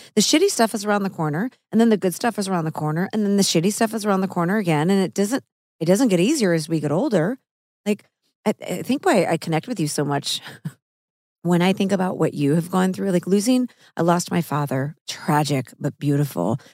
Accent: Missouri, United States; I'm from Missouri

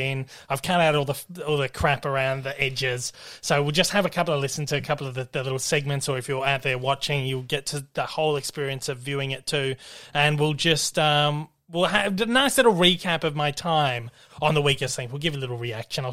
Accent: Australia; particularly as an Australian, someone from Australia

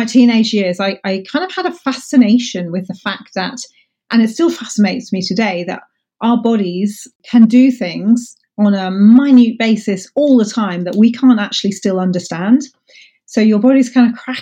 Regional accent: Buckinghamshire, South East England, United Kingdom; also born or lived in Paris, France / Scotland; I grew up actually outside London in Buckinghamshire with my family.

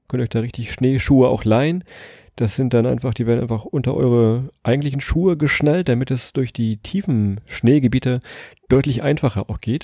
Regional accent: Lower Saxony, Germany; wie wir Niedersachsen sagen

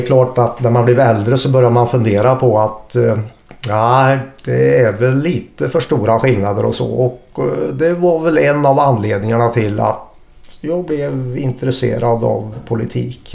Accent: Hagfors, Värmland, Sweden; moved away as an adult; also born or lived in Karlskoga / Linköping; now in Gothenburg, Sweden; när jag växte upp i Hagfors, en klassisk bruksort

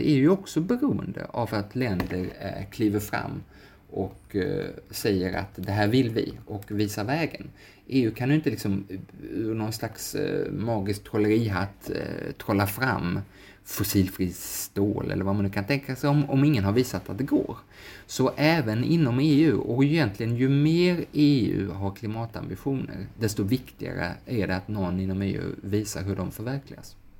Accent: Sweden; som svensk

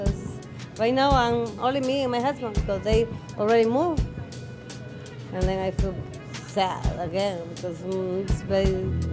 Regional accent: Turrialba, Cartago, Costa Rica; English is a second language; now in Chicago, United States; It's a small town named Turrialba in Costa Rica.

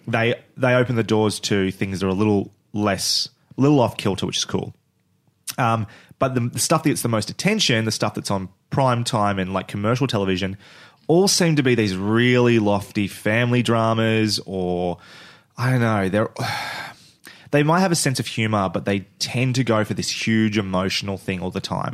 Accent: Australia; we're Australian

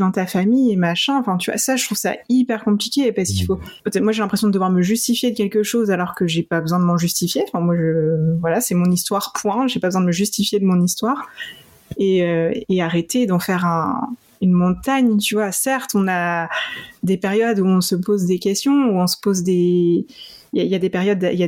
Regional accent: Poland; moi, je viens de Pologne

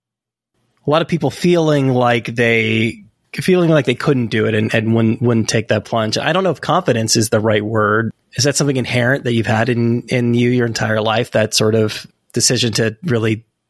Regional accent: California, United States; I'm from California. I went to school out in Santa Cruz

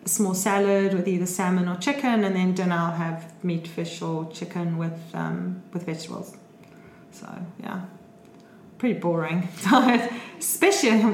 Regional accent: South Africa; I'm South African

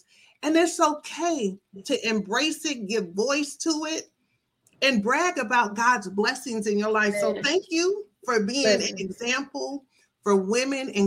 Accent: Michigan, United States; I'm from Michigan, so I'm from up

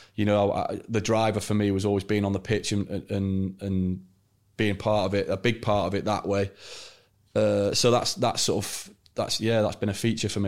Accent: Chester, North West England, United Kingdom; I signed for the club as an eleven-year-old, uh, growing up in Chester

